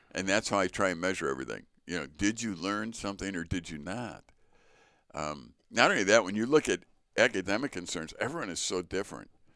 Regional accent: Chicago, Illinois, United States; growing up in the Sch-, Chicago public school

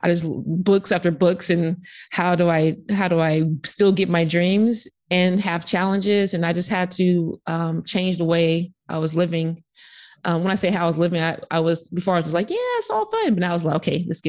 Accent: Sacramento, California, United States; I'm from Sacramento

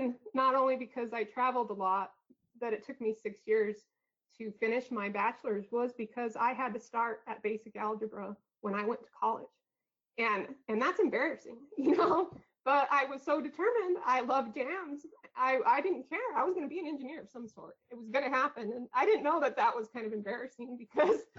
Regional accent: Glenwood, New Mexico, United States; moved away as an adult; also born or lived in Anchorage, Alaska; my hometown is in Glenwood, New Mexico

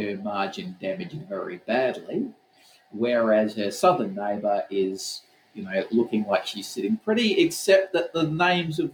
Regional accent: Western Australia, Australia; I'm from Western Australia

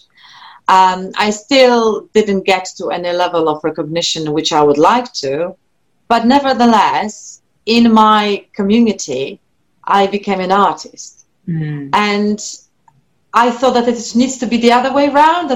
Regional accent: Poland; first language Polish; English is a second language; moved away; my first language is Polish. I'm Polish, and then English is my second language

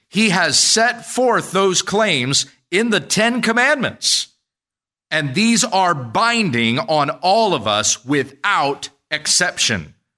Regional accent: United States; as American citizens

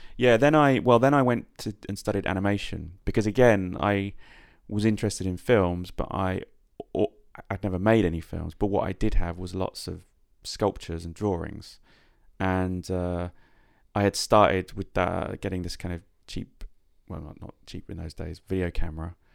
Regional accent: Yateley, South East England, United Kingdom; moved away as an adult; also born or lived in Coventry; I was born in Coventry, but I, and I lived there for the first six years of my life, and then I, um, moved to a small town called Yately, i, when I was about six, which was sort of where I met most of my friends and then remained in that area probably till I was about twenty.

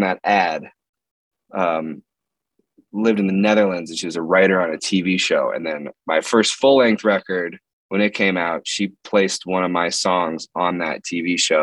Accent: Palo Alto, California, United States; now in Los Angeles, United States; I grew up in the San Francisco Bay Area, actually. Palo Alto, California

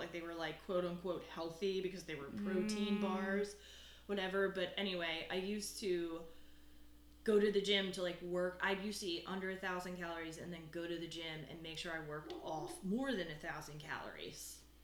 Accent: Eagleville, Pennsylvania, United States; I'm from Eagleville, PA. Went to Methacton High School

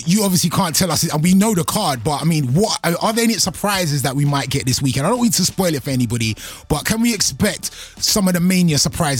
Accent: United Kingdom; as a Brit

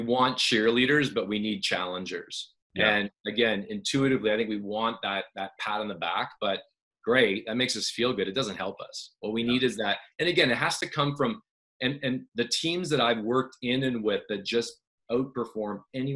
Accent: Canada; I'm Canadian.

